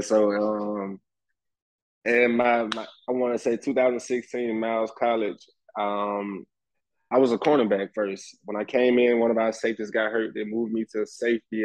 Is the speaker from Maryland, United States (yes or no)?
no; Birmingham, Alabama, United States; growing up in Birmingham playing football